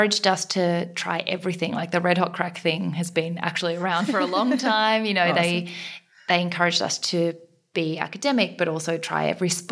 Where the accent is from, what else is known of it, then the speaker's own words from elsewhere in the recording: Australia; also born or lived in South Korea; I was born in South Korea, adopted from an orphanage when I was 6 months old. So grew up, you know, my adopted parents, or they're my parents, white, Caucasian, country bumpkin, dairy farm type Australians.